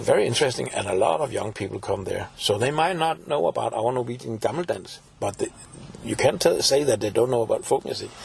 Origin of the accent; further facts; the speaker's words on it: Copenhagen, Capital Region of Denmark, Denmark; I'm from Copenhagen originally